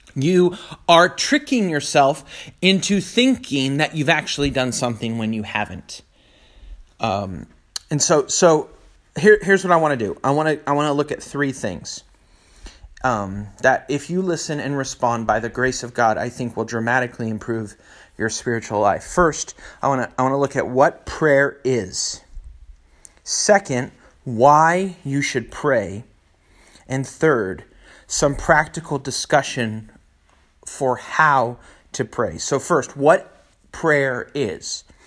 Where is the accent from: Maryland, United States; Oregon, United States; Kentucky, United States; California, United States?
California, United States; Northern; born or raised there